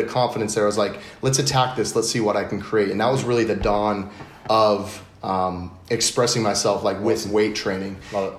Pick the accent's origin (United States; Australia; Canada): United States; Dallas, Texas; born there; also born or lived in East Coast; So I was born in Dallas, Texas, and then moved around on the East Coast a good bit.